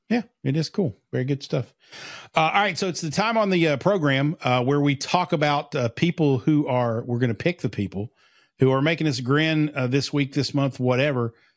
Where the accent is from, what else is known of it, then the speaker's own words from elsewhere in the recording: Pikeville, Kentucky, United States; I'm from Pikeville, which is about fifteen minutes down the road.